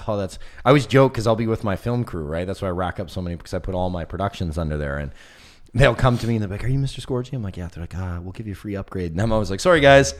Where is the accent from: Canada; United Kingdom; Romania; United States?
Canada; West Coast; I'm from the West Coast